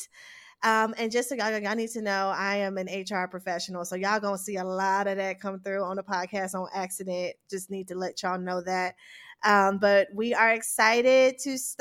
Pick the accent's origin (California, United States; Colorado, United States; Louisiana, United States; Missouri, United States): Missouri, United States; St. Louis; All from St. Louis.